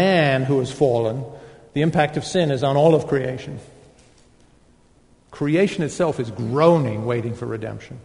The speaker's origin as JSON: {"language": "English", "country": "United Kingdom", "said": "I'm a Brit"}